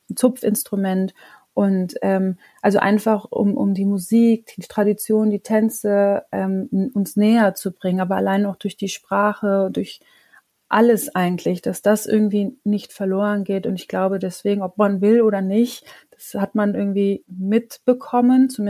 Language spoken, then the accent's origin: German; Monheim, North Rhine-Westphalia, Germany; Manchmal sage ich, bin, ich bin aus Monheim oder ich bin gewürdigte Düsseldorferin